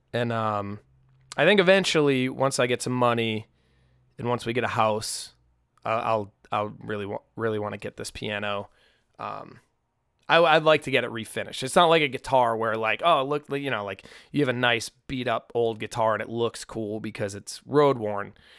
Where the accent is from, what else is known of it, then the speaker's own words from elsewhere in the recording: United States; growing up on the North Shore